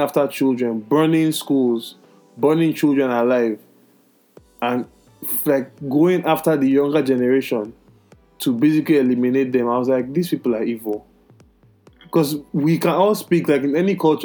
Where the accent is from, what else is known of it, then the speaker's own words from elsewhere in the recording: Nigeria; moved away; growing up in Nigeria